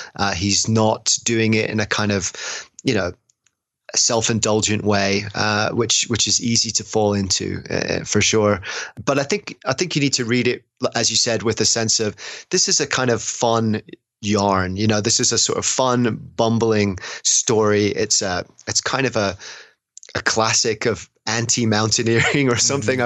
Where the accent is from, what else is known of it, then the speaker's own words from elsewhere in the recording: England, United Kingdom; as someone from england